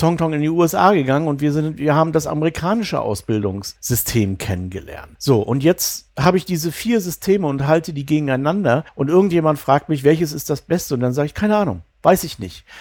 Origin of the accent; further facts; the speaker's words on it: East Germany, Germany; moved away as an adult; also born or lived in Bavaria / Mecklenburg; Ich bin im Osten aufgewachsen, also in der DDR